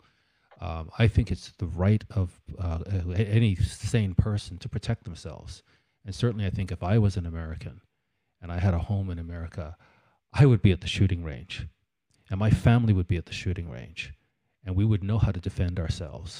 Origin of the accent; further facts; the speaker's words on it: Canada; in Canada, I remember just growing up and thinking, these crazy Americans